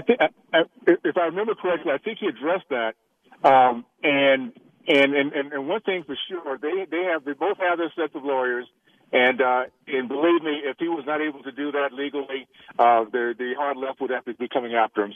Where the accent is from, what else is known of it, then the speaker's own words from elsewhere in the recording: Tallahassee, Florida, United States; moved away; the values I grew up with in Tallahassee